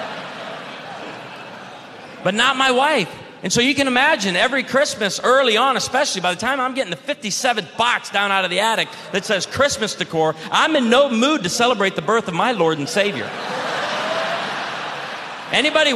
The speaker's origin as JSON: {"language": "English", "region": "Illinois", "country": "United States", "tie": "born or raised there"}